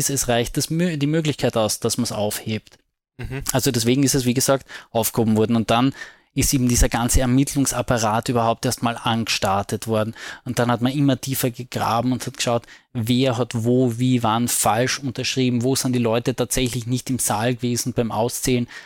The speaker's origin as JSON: {"language": "German", "region": "Carinthia", "country": "Austria", "said": "Beziehungsweise als Kärntner kann ich ja immer sagen, das passive Wahlrecht, gell?"}